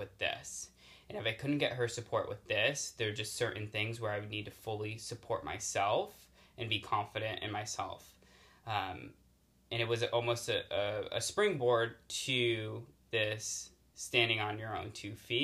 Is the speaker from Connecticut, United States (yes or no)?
yes; Connecticut, United States; moved away as an adult; now in California, United States; I grew up in Connecticut